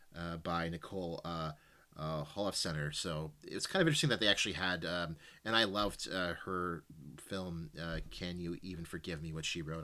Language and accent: English; Canada; as a Canadian citizen